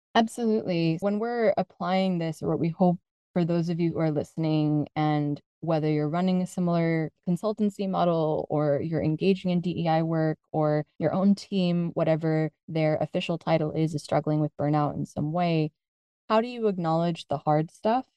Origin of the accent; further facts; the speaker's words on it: United States; moved away as an adult; now in Spain; I'm originally from the United States. My parents are originally from the Philippines